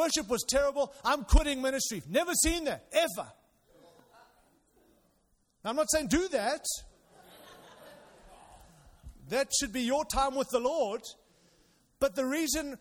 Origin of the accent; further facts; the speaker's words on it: Zimbabwe; moved away; I was born in Zimbabwe, Rhodesia in those days